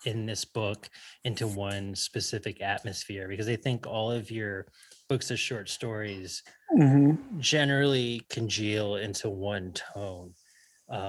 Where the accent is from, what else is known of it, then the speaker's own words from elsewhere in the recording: South Florida, United States; when I was a kid, I grew up in South Florida